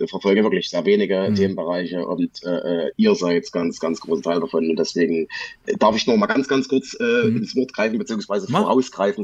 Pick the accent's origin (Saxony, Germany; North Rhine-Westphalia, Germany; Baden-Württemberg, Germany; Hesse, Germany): Saxony, Germany; ich bin tatsächlich äh, in deiner Nähe aufgewachsen, oder was heißt in deiner Nähe? In Sachsen.